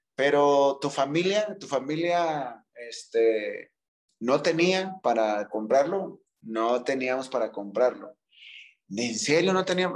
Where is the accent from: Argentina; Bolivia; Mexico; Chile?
Mexico